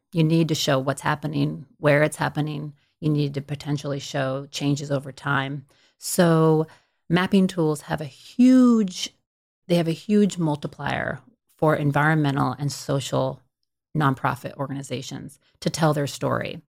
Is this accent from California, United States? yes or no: yes; Stockton, California, United States; I'm from Stockton, California, which is, you know, a pretty large city in California, but it's right in the middle of the state. It's, you know, back in the late eighties when, when I grew up there.